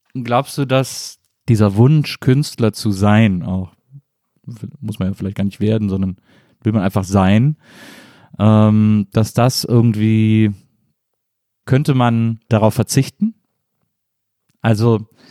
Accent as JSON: {"language": "German", "region": "Rhineland", "country": "Germany", "said": "ich komme aus dem Rheinland"}